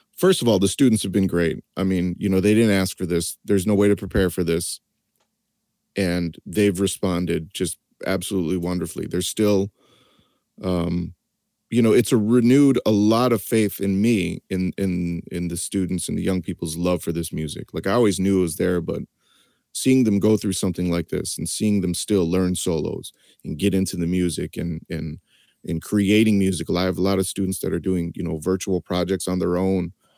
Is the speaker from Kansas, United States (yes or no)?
no; East Lansing, Michigan, United States; I grew up in East Lansing, Michigan